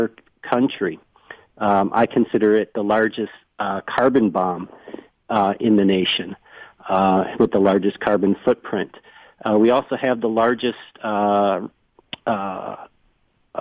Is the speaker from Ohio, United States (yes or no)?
no; Chicago, Illinois, United States; moved away as an adult; now in East Chicago, Indiana, United States; I'm from the Chicagoland area. I grew up on the north side